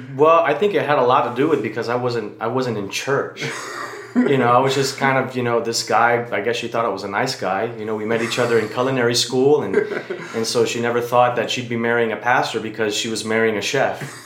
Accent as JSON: {"language": "English", "town": "Miami", "region": "Florida", "country": "United States", "tie": "born or raised there", "moved": "yes", "lives_now": "Taylor Mill, United States", "said": "I'm originally from Miami, Florida, uh, born and raised there."}